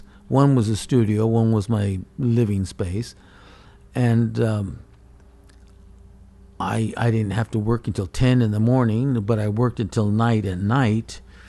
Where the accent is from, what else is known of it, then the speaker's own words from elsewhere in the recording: Toyota, Aichi, Japan; also born or lived in Alaska; International Center in Nagoya, and they always had the shows there, so I always participated in that. And then my hometown of Toyota, where they world headquarters for the car, they had their city shows, and I always show there.